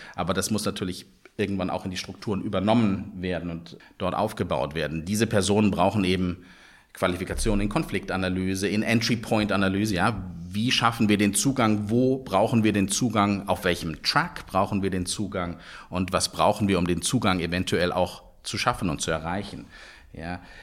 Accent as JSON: {"language": "German", "country": "Germany", "said": "Wir haben dort genießen als Deutsche"}